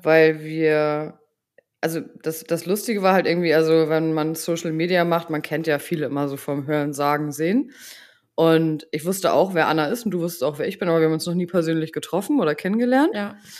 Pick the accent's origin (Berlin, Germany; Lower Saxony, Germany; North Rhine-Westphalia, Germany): Lower Saxony, Germany; Buxtehude; ich komme aus Buxtehude